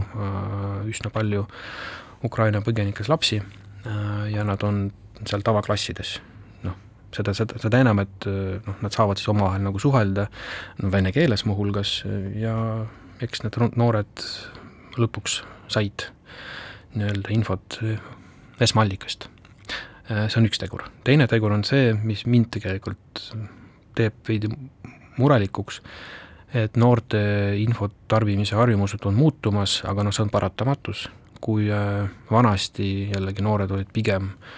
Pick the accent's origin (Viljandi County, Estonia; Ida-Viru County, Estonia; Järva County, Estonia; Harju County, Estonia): Ida-Viru County, Estonia; ma olen seal pärit ise